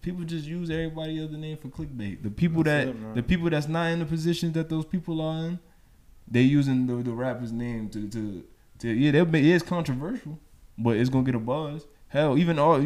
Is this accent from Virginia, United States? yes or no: no; New York City, New York, United States; moved away; growing up in New York